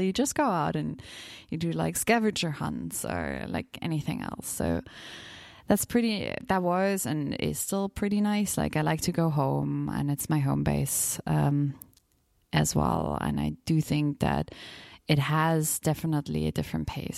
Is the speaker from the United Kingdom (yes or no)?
no; Bavarian Alps village, Germany; I'm from a very small village in the Bavarian Alps, 4,000 inhabitants